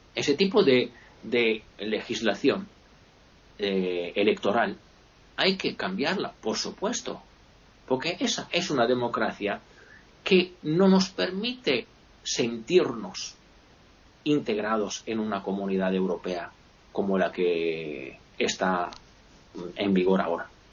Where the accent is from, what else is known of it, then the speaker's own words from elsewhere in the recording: Italy; yo también como italiano, sobre todo como italiano